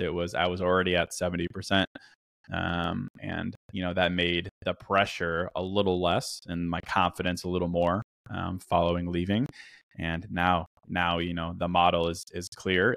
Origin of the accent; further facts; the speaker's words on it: Virginia, United States; also born or lived in Chicago / China; I'm from Chicago. Grew up in Virginia